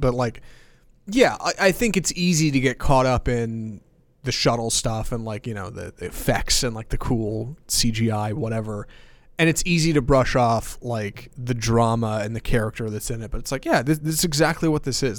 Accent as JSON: {"language": "English", "town": "Houston", "region": "Texas", "country": "United States", "tie": "born or raised there", "said": "I grew up in Houston"}